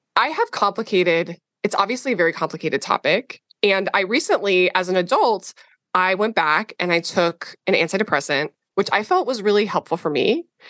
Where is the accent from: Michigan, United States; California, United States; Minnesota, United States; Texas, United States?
Minnesota, United States; I grew up in Minnesota